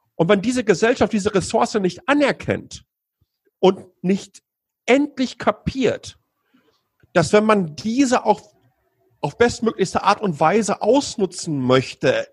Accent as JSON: {"language": "German", "area": "Ruhr area", "region": "North Rhine-Westphalia", "country": "Germany", "moved": "yes", "lives_now": "Taiwan", "said": "ich komme aus dem Ruhrgebiet"}